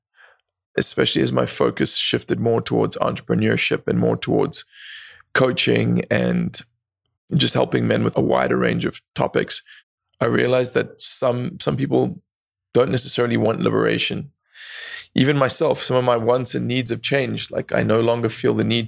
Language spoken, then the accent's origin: English; South Africa; I grew up in South Africa